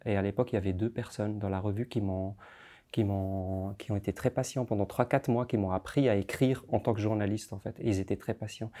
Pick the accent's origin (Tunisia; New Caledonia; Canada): Tunisia; now in Geneva, Switzerland; je suis né en Tunisie, j'ai grandi en Tunisie